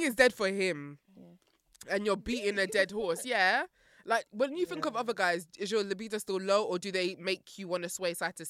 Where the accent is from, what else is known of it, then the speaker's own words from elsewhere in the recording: United Kingdom; But I feel like just as British people, we dress